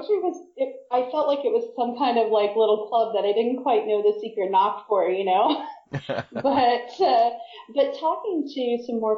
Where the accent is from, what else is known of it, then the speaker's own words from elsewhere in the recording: Independence, Missouri, United States; also born or lived in New York / New Jersey; now in Wales, United Kingdom; I'm from Missouri, from a town called Independence.